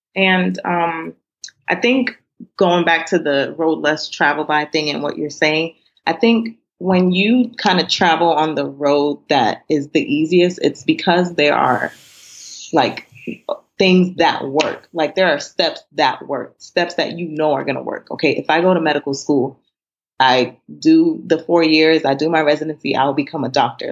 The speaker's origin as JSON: {"language": "English", "country": "Nigeria", "said": "being Nigerian"}